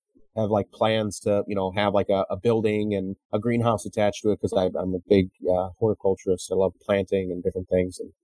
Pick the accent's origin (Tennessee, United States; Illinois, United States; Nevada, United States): Illinois, United States; Chicago; I as a Chicagoan